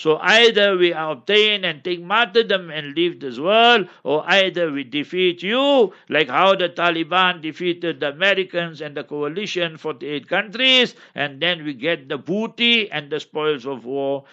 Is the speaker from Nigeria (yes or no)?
no; Cape Town, Western Cape, South Africa; I come from Cape Town